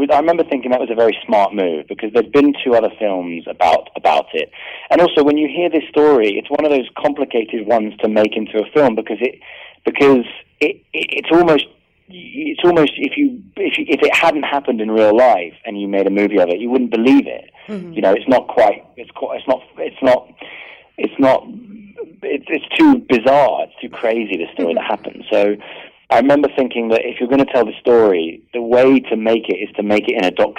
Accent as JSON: {"language": "English", "country": "United Kingdom", "said": "I'm British"}